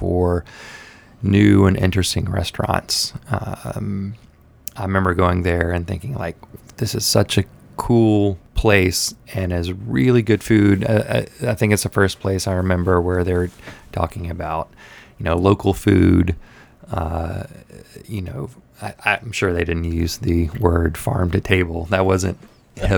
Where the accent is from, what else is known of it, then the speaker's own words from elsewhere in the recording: Memphis, Tennessee, United States; moved away as an adult; also born or lived in East Nashville; now in Nashville, United States; I'm originally from Memphis, but I've been in Middle Tennessee for over 20 years